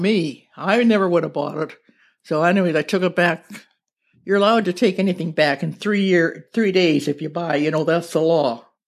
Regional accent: Thunder Bay, Ontario, Canada; moved away as an adult; also born or lived in Ottawa; now in Nanaimo, Canada; I was born in Fort William, Ontario, which is now Thunder Bay.

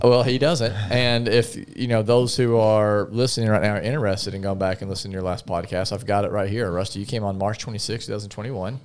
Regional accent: Paragould, Arkansas, United States; I'm from Paragould

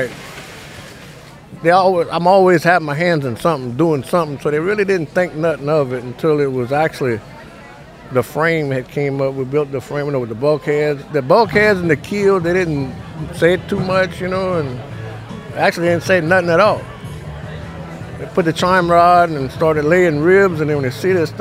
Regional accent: Houma, Louisiana, United States; I'm from Houma, Louisiana. And, as a kid, you see them building the boats on the side of the bay

